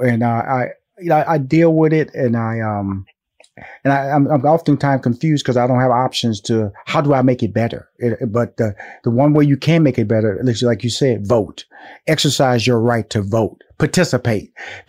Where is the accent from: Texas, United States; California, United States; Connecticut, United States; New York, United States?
Texas, United States; Houston; Now, I'm from Houston. That was my freshman year in high school.